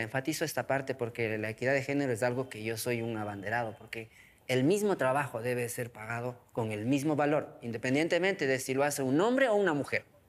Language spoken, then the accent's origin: Spanish; Chibuleo San Francisco, Tungurahua, Ecuador; first language Kichwa; Spanish is a second language; also born or lived in Ambato, Ecuador; Soy de Chibuleo, San Francisco. Es una comunidad hermosa, mágica, fenomenal, que está en las faldas del Carihuayrazo, es decir, como a unos 30 kilómetros de la ciudad de Ambato. Crecí como todo niño en el sector rural de la Sierra Central Andina de nuestro país.